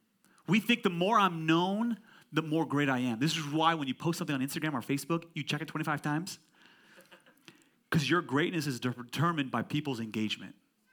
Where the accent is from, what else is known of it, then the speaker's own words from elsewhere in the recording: California, United States; I'm from Silicon Valley, Pastor Ali.